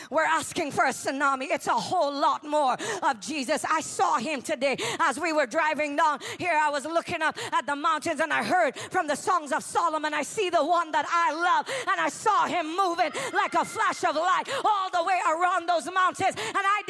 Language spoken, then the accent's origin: English; Trinidad & Tobago; also born or lived in New York; now in United States; I'm from Trinidad and Tobago.